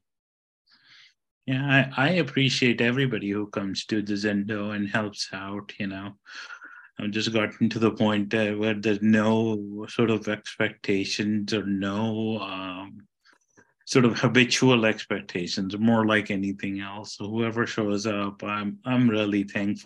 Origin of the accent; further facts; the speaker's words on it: India; moved away; I'm Indian